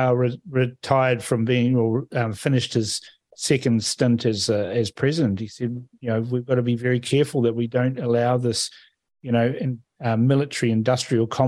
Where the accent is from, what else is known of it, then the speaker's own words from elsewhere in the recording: Fiji; now in New Zealand; I'm from Fiji. I was born there.